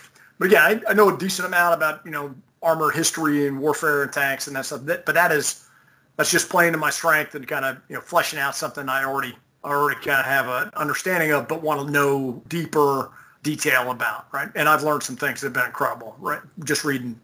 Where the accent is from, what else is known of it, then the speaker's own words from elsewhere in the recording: Edison, New Jersey, United States; I'm from Edison, New Jersey, where the Menlo Park Laboratory was